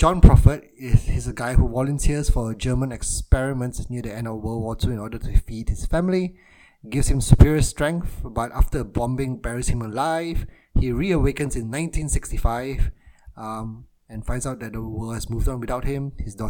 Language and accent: English; Malaysia; I grew up in Malaysia